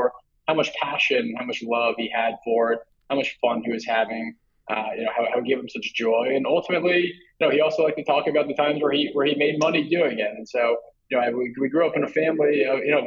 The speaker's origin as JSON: {"language": "English", "town": "New York City", "region": "New York", "country": "United States", "tie": "born or raised there", "also_born_or_lived": "Connecticut", "said": "we moved to Manhattan when I was about 3 or 4 years old, but we kept the house in Connecticut for many years"}